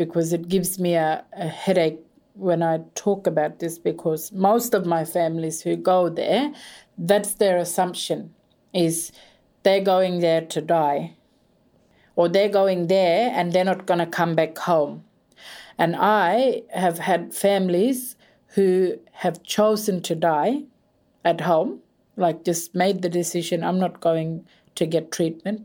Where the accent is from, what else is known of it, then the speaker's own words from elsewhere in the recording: Arnhem Land, Northern Territory, Australia; I am from Arnhem Land.